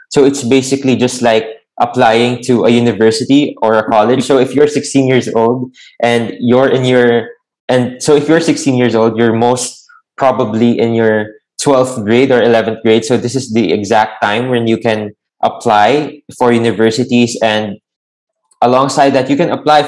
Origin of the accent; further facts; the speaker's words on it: Lucena, Calabarzon, Philippines; Oh, I'm actually from Quezon Province.